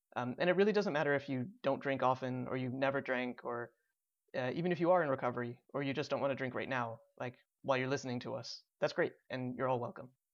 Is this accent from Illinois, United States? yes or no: yes; Chicago suburbs, Illinois, United States; I was also bo-, born and raised in the Chicago suburbs.